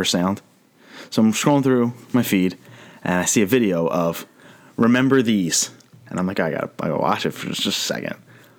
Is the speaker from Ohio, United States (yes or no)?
no; Philadelphia, Pennsylvania, United States; I realized that I was from Philadelphia